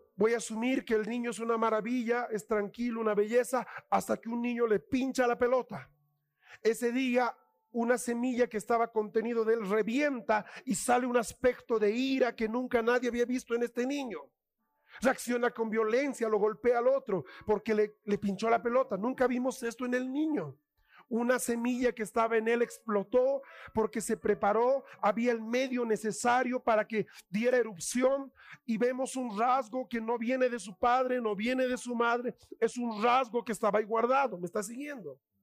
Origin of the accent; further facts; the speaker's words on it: Bolivia; como bolivianos